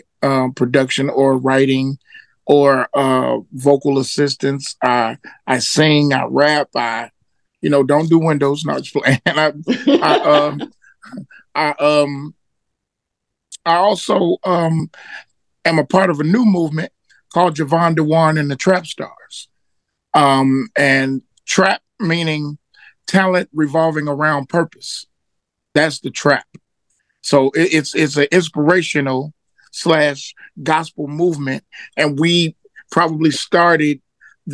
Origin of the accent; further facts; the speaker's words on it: Memphis, Tennessee, United States; moved away; also born or lived in Atlanta / Houston, Texas; I was born in Memphis, Tennessee.